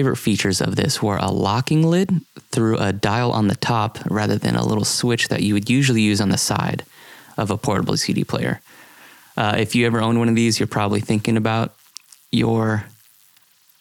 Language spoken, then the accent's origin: English; Columbia, United States; the house I grew up on in Columbia